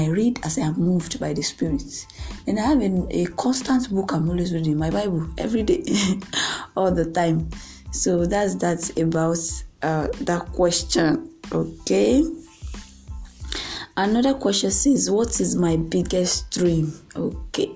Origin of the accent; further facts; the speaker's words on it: Nigeria; from Nigeria, my home country